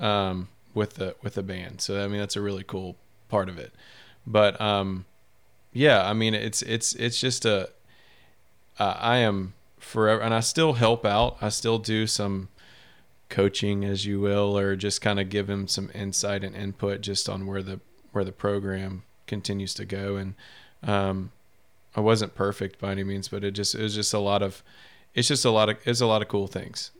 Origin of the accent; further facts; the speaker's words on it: Shreveport, Louisiana, United States; also born or lived in Baton Rouge; I'm from Shreveport. Um, I went to Byrd High School